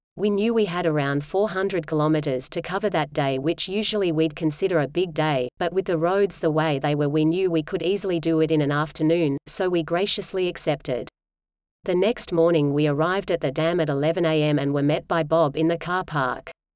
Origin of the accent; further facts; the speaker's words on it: Sydney, New South Wales, Australia; We're from Sydney's northern beaches